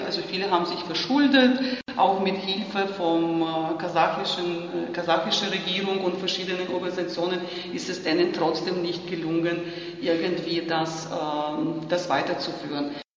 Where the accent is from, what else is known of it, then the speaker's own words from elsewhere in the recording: Lviv, Lviv Oblast, Ukraine; German is a second language; moved away; ich bin aufgewachsen und in die Schule gegangen zur Gorbatschow-Ära. Also die, ich, ich, komme aus Lemberg